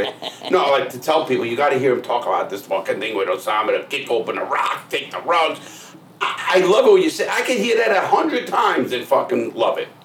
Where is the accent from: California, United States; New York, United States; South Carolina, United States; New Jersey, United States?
New York, United States; New York City; growing up in the Bronx and Brooklyn